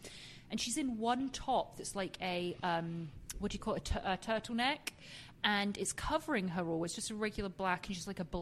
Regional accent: England, United Kingdom; moved away; being English myself

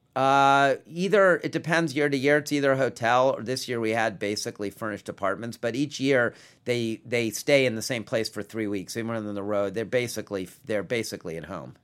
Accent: Washington, District of Columbia, United States; I grew up in Washington

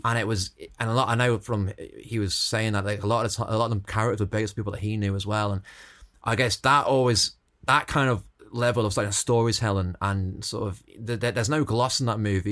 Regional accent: Stoke-on-Trent, West Midlands, United Kingdom; now in Dublin, Ireland; I was always growing up in Stoke, so my accents.

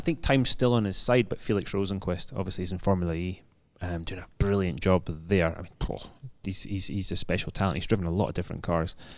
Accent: Scotland, United Kingdom; now in London, United Kingdom; as a Scotsman

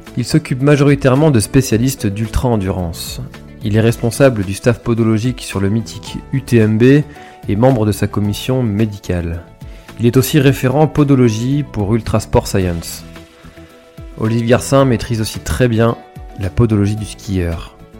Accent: Brittany, France; en tant que, en tant que breton

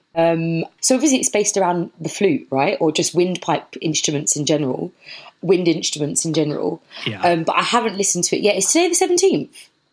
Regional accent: London, United Kingdom; moved away as an adult; also born or lived in Bath; I was born and bred in Brockley, which is in southeast London. So I'm from southeast London

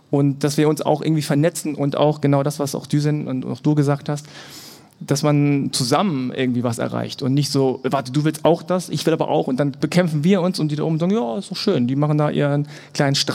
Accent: Germany; Und meine Eltern kommen aus Korea. Ich bin in Deutschland geboren und aufgewachsen

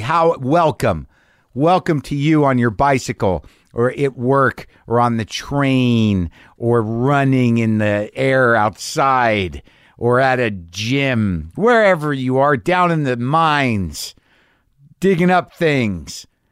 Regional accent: New Mexico, United States; moved away; also born or lived in New York / Los Angeles / San Francisco; I grew up in, uh, New Mexico primarily

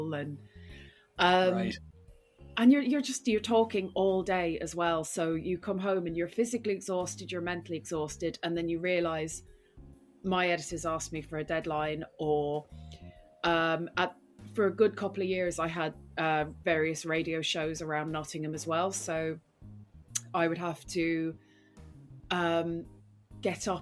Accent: Rathbarry, Munster, Ireland; moved away as an adult; also born or lived in Dublin / Britain; now in United Kingdom; I'm from West Cork

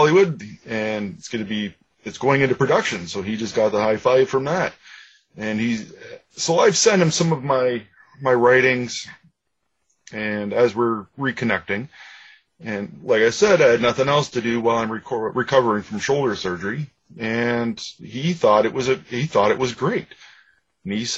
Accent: Ajax, Ontario, Canada; I grew up in Ajax, just east of Toronto in Ontario

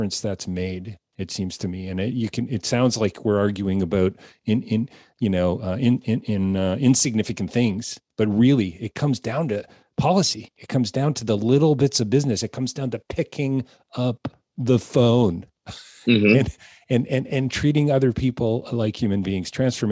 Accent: Canada; being Canadian

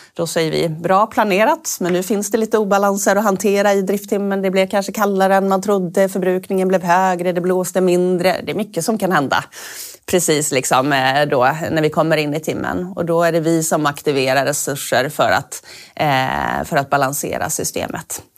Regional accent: Norrbotten County, Sweden; moved away; also born or lived in Stockholm; jag är från Norrbotten

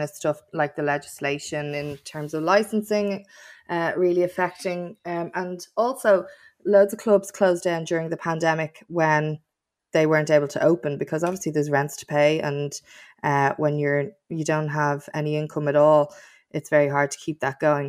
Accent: Dublin, Leinster, Ireland; I was from Kings Wood in Tala, and I yearned for a city centre life

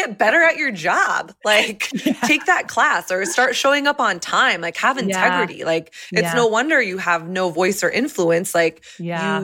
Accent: the South, United States; now in Nashville, United States; I grew up in the South

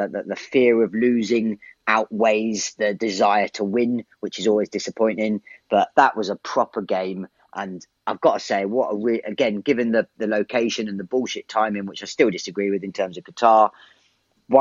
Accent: England, United Kingdom; I'm English to the core

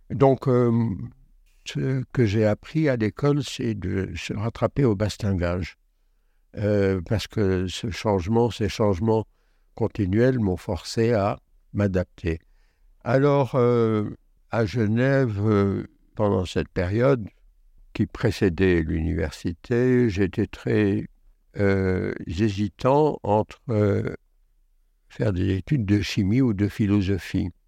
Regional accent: Algeria; also born or lived in Belgium; le début de mon enfance s'est déroulé en Belgique et davantage en Algérie. J'y suis né, j'ai été à l'école euh, enfantine en Belgique.

